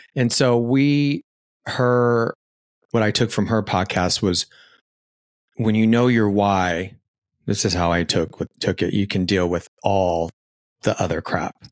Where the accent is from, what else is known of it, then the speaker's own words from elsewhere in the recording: Phoenix, Arizona, United States; I was raised in Arizona